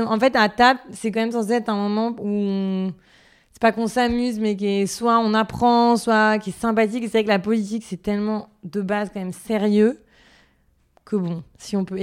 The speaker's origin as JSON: {"language": "French", "town": "Paris", "region": "Île-de-France", "country": "France", "tie": "born or raised there", "also_born_or_lived": "London", "said": "Alors, moi, à Paris. Et après, j'ai fait un bout d'études à Londres."}